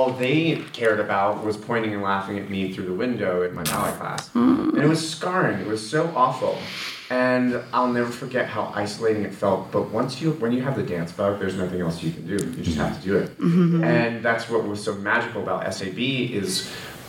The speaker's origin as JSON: {"language": "English", "town": "Salt Lake City", "region": "Utah", "country": "United States", "tie": "born or raised there", "said": "I grew up in Salt Lake City."}